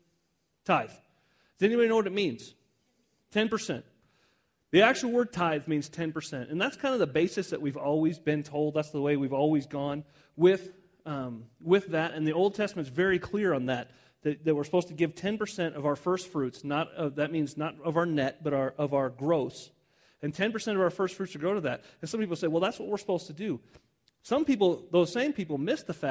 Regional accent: Southwest, United States; I grew up in the Southwest my whole life

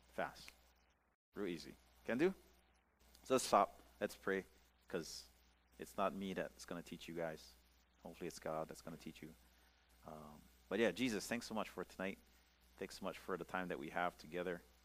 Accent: Pukalani, Hawaii, United States; I grew up in the Church of a Nazarene uh, church over here in Pukalani

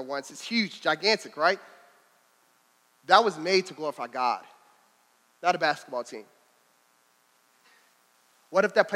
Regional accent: Louisville, Kentucky, United States; I'm from Louisville

